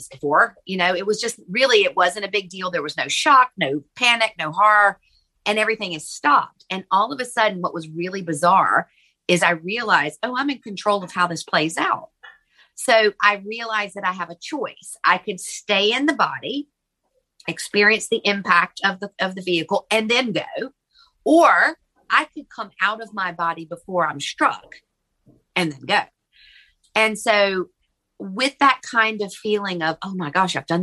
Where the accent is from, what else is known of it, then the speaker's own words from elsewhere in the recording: Virginia, United States; moved away as an adult; also born or lived in Charleston, South Carolina; I'm from Virginia and ended up moving to Charleston, South Carolina